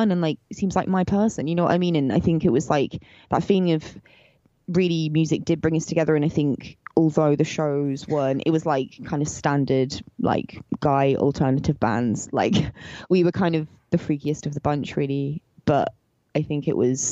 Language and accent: English; Somerset, South West England, United Kingdom; we grew up in the English countryside in southwest England, in Somerset